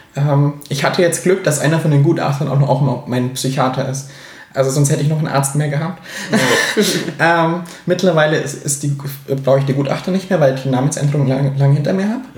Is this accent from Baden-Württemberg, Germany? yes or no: no; Augsburg, Bavaria, Germany; in Augsburg, wo ich herkomme